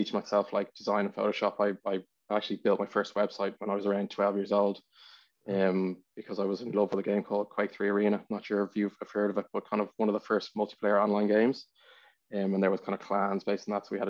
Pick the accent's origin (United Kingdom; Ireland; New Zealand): Ireland; Dublin, Leinster; I was born in Dublin, born in Glenacurie. I didn't spend too long there